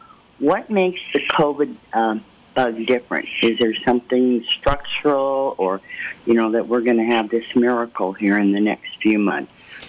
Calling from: Willis, United States; also born or lived in Kansas City; I'm calling from Willis.

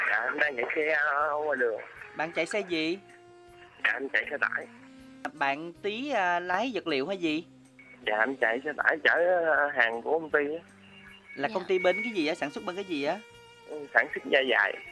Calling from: Long An, Vietnam; Dạ em đến từ Long An.

